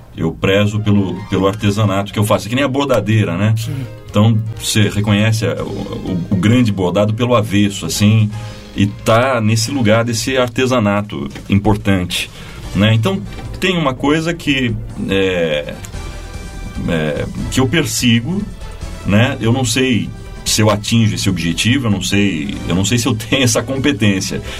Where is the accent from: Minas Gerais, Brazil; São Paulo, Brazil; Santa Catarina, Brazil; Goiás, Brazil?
São Paulo, Brazil; Itapetininga; moved away as an adult; also born or lived in Sorocaba; now in São Paulo, Brazil; nasci em Sorocaba e fui criado em Itapetininga.